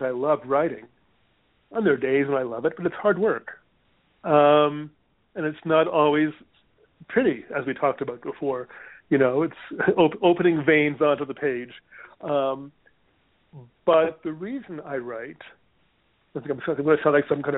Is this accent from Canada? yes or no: yes; Canada; also born or lived in Hawaii; now in United States; I'm Canadian, and I haven't had health insurance in this country